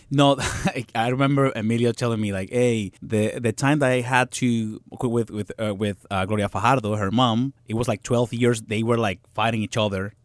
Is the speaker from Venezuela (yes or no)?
yes; Venezuela; English is a second language; moved away as an adult; now in New York, United States; I'm coming from Venezuela, from to United States, learning English because that was the reason that I moved to New York to New York to study English